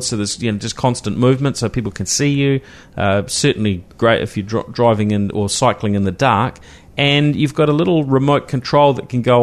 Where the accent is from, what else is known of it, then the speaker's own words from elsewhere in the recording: Christchurch, Canterbury, New Zealand; growing up in Christchurch, you know, cycling, that was just the norm because it was a flat city